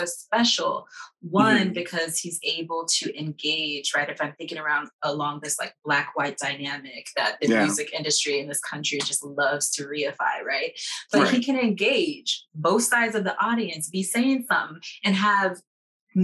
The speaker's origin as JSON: {"language": "English", "town": "Los Angeles", "region": "California", "country": "United States", "tie": "born or raised there", "said": "I grew up in Los Angeles in this very beautiful time"}